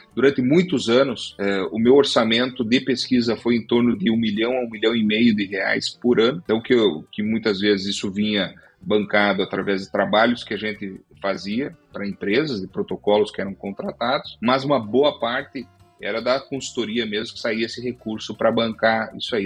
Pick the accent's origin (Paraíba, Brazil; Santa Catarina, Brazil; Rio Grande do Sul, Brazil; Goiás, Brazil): Rio Grande do Sul, Brazil; Passo Fundo; moved away as an adult; now in São Paulo, Brazil; a minha criação toda foi no Rio Grande do Sul, em Passo Fundo